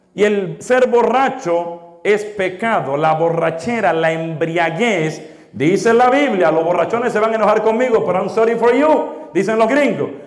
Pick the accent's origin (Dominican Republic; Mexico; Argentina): Dominican Republic; now in United States; nacimos en otros países. Por ejemplo, yo en República Dominicana.